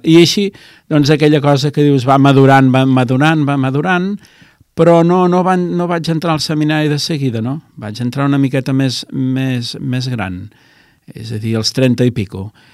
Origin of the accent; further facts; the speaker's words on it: L'Hospitalet de Llobregat, Catalonia, Spain; Jo sóc fill d'Hospitalet, de, de, de Llobregat, eh? de, de Barcelona, de província de Barcelona.